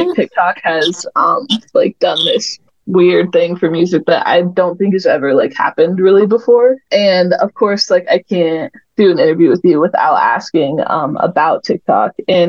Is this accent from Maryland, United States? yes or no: no; Texas, United States; now in Colorado, United States; I grew up in Texas and I didn't like really understand how being in the outdoors was like cool until I moved to Colorado where it's not so hot all the time.